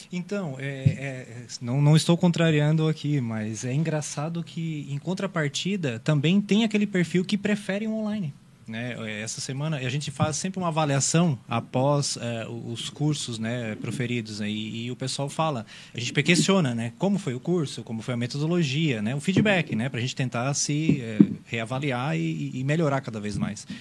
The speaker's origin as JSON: {"language": "Portuguese", "town": "Meleiro", "region": "Santa Catarina", "country": "Brazil", "tie": "born or raised there", "moved": "yes", "lives_now": "Criciúma, Brazil", "said": "eu sou natural do Meleiro, mas moro, moro aqui já há alguns anos"}